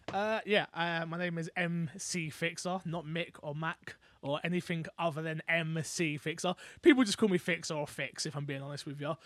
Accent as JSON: {"language": "English", "region": "London", "country": "United Kingdom", "said": "I'm from London."}